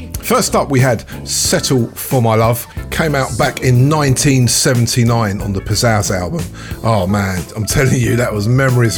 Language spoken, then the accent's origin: English; London, United Kingdom; Big up to all of my friends that I grew up with in Hornsey, Crouchend and Tottenham.